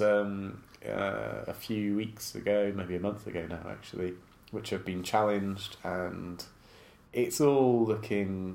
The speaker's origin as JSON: {"language": "English", "town": "Bristol", "region": "South West England", "country": "United Kingdom", "tie": "born or raised there", "also_born_or_lived": "Zimbabwe / Scotland", "accent": "slight Bristolian", "said": "I grew up in Bristol, hence the slight Bristolian accent"}